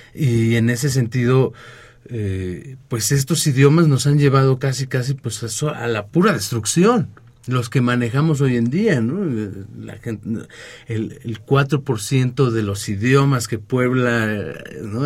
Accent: Mexico; nuestro país

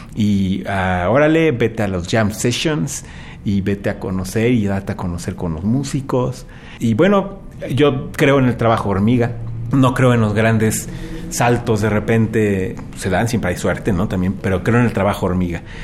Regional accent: Mexico; moved away as an adult; como mexicano

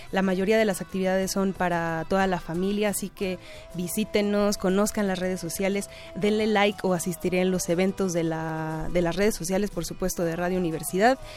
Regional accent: Mexico; nuestra historia como mexicanos

